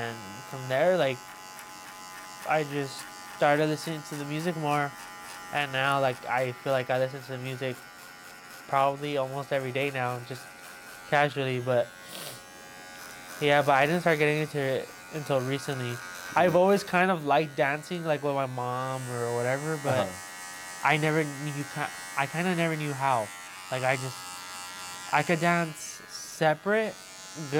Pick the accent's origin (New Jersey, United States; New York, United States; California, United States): California, United States; Los Angeles; growing up as a Christian, and then like growing up in East